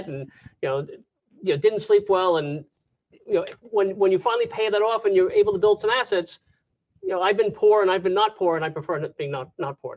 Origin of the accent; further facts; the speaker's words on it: New York, United States; moved away as an adult; also born or lived in Jacksonville area, Florida; now in Florida, United States; I'm from New York. So I was born and raised in New York